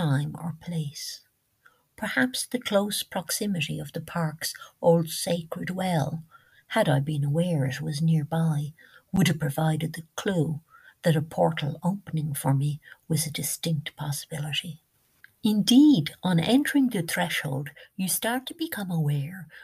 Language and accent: English; Ireland; as we Irish say